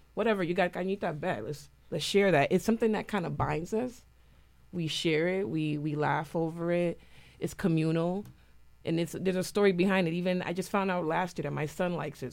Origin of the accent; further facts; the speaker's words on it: Puerto Rico; now in New Haven, United States; I grew up in Puerto Rico before I moved to New Haven.